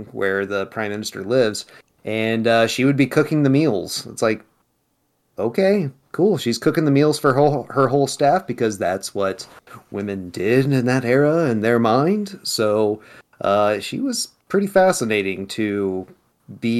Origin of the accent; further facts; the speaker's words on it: United States; I'm American